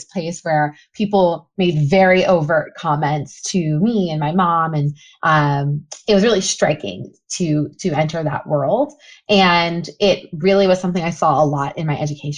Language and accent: English; Memphis, Tennessee, United States; also born or lived in Cleveland, Ohio; I grew up, and I always say, split between Cleveland and Memphis, Tennessee. So Cleveland, Ohio, and Memphis, Tennessee. And I lived in Cleveland until I was about 10. And then my mom uprooted me and my sister, and we moved down to Memphis. So I spent middle school and high school there.